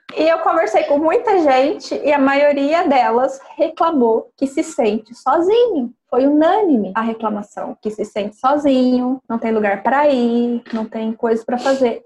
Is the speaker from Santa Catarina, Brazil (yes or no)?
no; Carlópolis, Paraná, Brazil; moved away; Ali na onde eu nasci, né, que é norte pioneiro do, do Paraná, divisa do estado de São Paulo